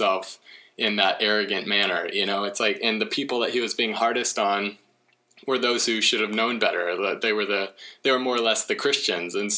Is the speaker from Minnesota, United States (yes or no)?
no; Oklahoma, United States; moved away as an adult; also born or lived in California; now in Washington, United States; I grew up in Oklahoma